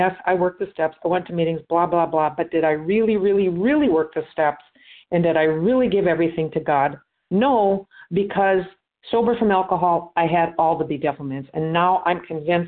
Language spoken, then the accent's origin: English; Minnesota, United States; now in Florida, United States; I am from Minnesota, but I'm down in Florida.